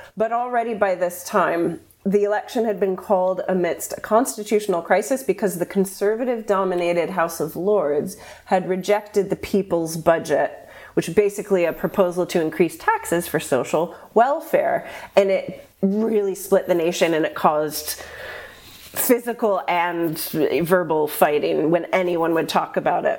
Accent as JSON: {"language": "English", "country": "United States", "said": "I'm just American"}